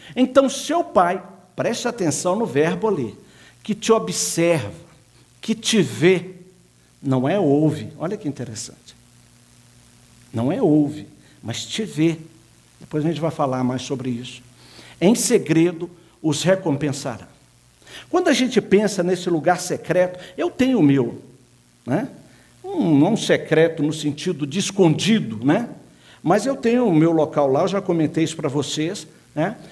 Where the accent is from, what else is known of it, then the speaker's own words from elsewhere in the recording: Minas Gerais, Brazil; eu sou mineiro